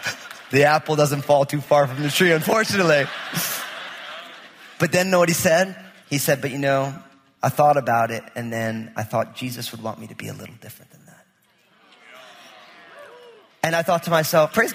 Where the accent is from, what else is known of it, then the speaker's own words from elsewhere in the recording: New Jersey, United States; I'm from New Jersey